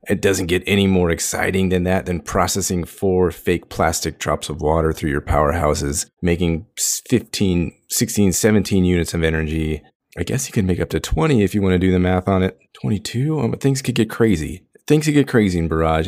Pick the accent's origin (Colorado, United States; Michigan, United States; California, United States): California, United States; Long Beach; my hometown of Long Beach, California